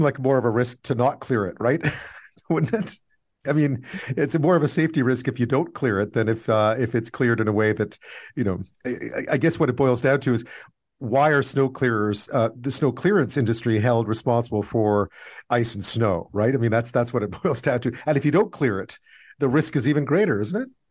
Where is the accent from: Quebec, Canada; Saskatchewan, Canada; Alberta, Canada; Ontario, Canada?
Quebec, Canada; Montreal; since I was a kid growing up in Montreal